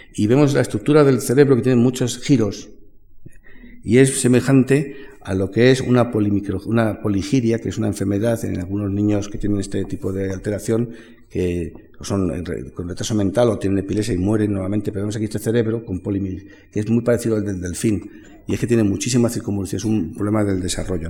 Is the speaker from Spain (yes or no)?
yes; Madrid, Community of Madrid, Spain; somos de Madrid